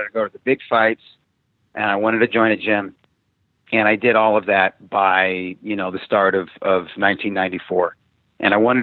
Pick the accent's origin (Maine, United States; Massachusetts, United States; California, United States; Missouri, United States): Missouri, United States; Springfield; moved away as an adult; also born or lived in New York City / Columbus, Ohio / Boston area; now in Los Angeles, United States; from 1980 to 1988, from fifth grade through high school, I was in Springfield. I was in Springfield, Missouri. So, Ohio and Southern Missouri. So Midwestern upbringing, really